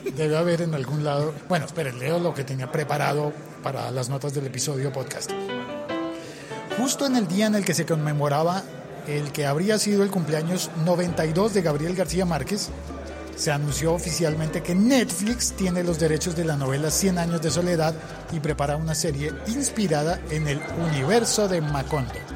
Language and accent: Spanish; Colombia; como colombiano